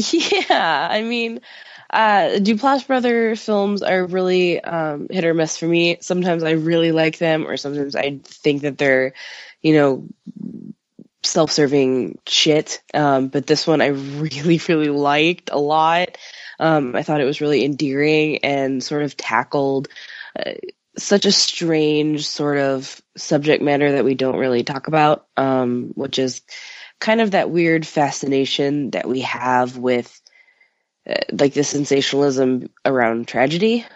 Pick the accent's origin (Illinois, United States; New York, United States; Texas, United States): Illinois, United States; suburb between Chicago and Milwaukee, on the Illinois–Wisconsin border, United States; moved away; I'm from Chicago, which I am, but where my parents live is uh, in a suburb that's you know the midpoint between Chicago and Milwaukee, and it's right on the the border of Illinois and Wisconsin